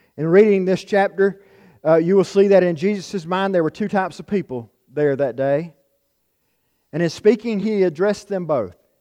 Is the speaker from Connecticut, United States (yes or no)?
no; Florence County, South Carolina, United States; moved away as an adult; now in Utah, United States; I'm from the eastern part of South Carolina, from Florence County